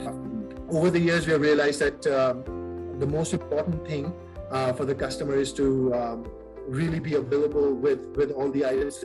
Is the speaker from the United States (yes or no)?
no; India; moved away; I'm from India. I did my mechanical engineering from there